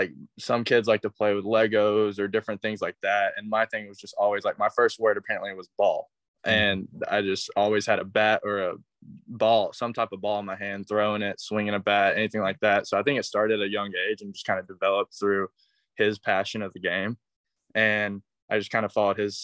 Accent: Cleveland, Tennessee, United States; I'm from Cleveland, Tennessee

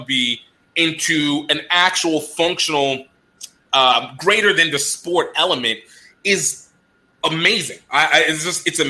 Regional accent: Nigeria; as a Nigerian

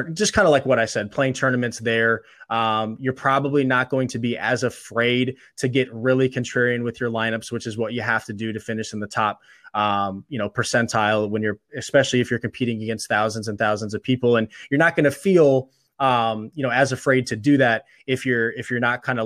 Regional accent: Illinois, United States; also born or lived in Missouri; now in Pennsylvania, United States; I live in Pennsylvania now, but I'm originally from Illinois in the Midwest

